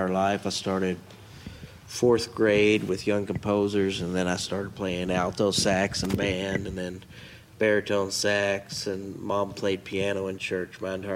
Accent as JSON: {"language": "English", "area": "Bullitt County", "region": "Kentucky", "country": "United States", "moved": "as an adult", "lives_now": "Elizabethtown, United States", "said": "I'm originally from Bullitt County. I moved out to E-Town a few years ago."}